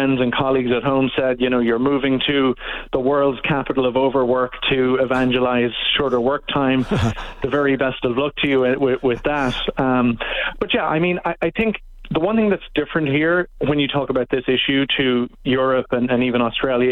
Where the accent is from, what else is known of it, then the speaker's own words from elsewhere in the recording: Ireland; moved away as an adult; now in Canada; I'm originally from Ireland